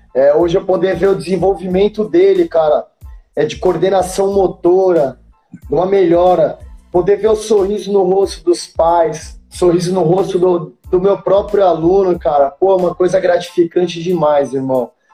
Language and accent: Portuguese; Itanhaém, São Paulo, Brazil; moved away as an adult; Onde eu vim crescendo aqui em Itanhaém